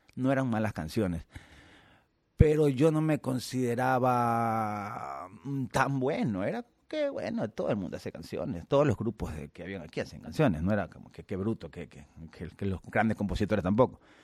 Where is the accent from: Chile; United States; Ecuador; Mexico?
Ecuador; soy ecuatoriano